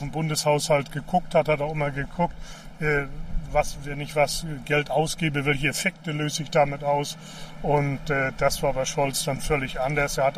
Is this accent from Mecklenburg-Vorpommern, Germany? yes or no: yes; Stralsund, Mecklenburg-Vorpommern, Germany; wenn ich heute, 30 Jahre danach, durch meine Heimat gehe, so eine Stadt wie Stralsund, die war 1990 am Verfall.